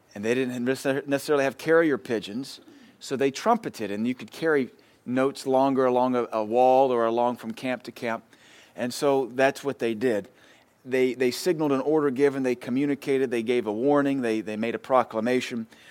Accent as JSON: {"language": "English", "country": "United States", "said": "us as Americans"}